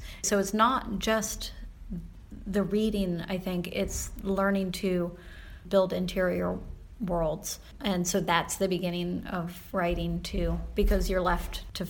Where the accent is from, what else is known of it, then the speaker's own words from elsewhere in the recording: Central Florida, United States; moved away as an adult; also born or lived in Philadelphia, Pennsylvania; now in Minneapolis, United States; So I was born in Philadelphia, and when I was almost six, we moved to Central Florida